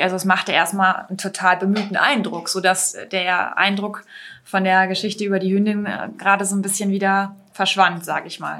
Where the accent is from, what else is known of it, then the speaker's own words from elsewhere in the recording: Lower Saxony, Germany; bei uns in Niedersachsen